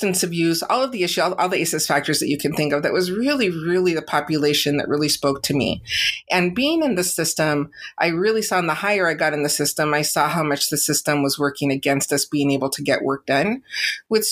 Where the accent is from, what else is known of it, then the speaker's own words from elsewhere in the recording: San Diego, California, United States; I'm born and raised in San Diego, California